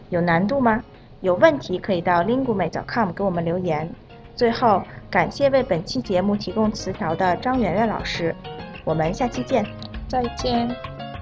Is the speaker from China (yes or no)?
no; South Korea; 我是来自韩国的